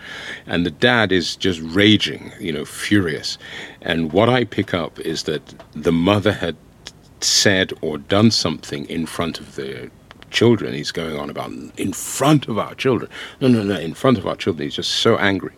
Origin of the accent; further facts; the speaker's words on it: England, United Kingdom; also born or lived in Ohafia, Nigeria (ancestral village); I was born in England